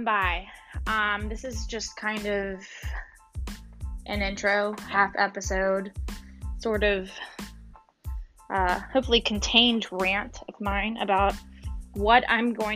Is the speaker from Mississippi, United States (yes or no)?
yes; Mississippi, United States; moved away as an adult; also born or lived in Louisiana; I grew up and lived in Mississippi, the deep south, for 24 years